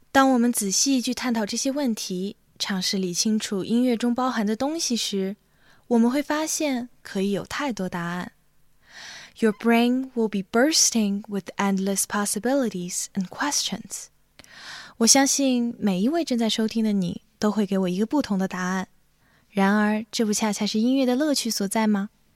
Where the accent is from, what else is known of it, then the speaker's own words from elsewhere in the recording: Xinjiang, China; moved away as an adult; also born or lived in Urumqi; now in Boston, United States; 我来自新疆，是一位大二在读作曲系的学生。现就读于美国波士顿新英格兰音乐学院 New England Conservatory